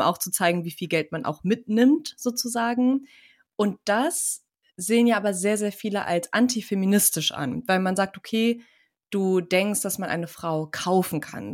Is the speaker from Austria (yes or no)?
no; Turkey; ich bin ja Türkin